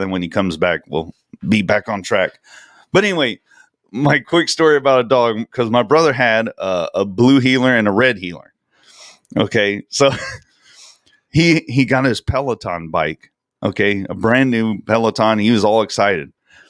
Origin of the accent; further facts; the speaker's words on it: the South, United States; because we're from the South, and I was like, yeah, Southern Takeover, that's cool.